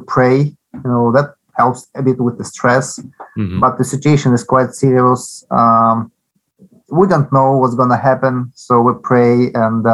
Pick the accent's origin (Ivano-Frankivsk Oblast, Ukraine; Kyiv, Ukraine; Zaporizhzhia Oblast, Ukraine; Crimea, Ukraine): Zaporizhzhia Oblast, Ukraine; Zaporizhzhia; English is a second language; I was born in Zaporozhye